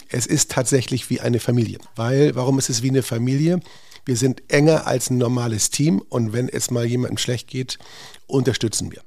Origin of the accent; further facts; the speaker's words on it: Northern Germany, Germany; now in Hamburg, Germany; als Norddeutscher